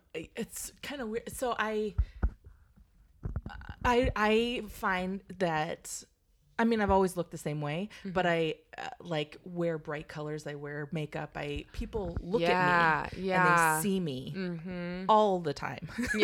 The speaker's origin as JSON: {"language": "English", "town": "Redlands", "region": "California", "country": "United States", "tie": "born or raised there"}